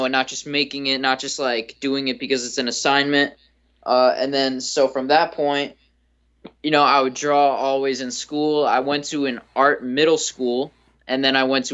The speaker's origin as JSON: {"language": "English", "region": "South Florida", "country": "United States", "said": "I'm from South Florida"}